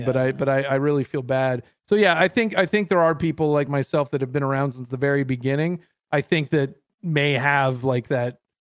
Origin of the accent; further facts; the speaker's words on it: Canada; I'm so Canadian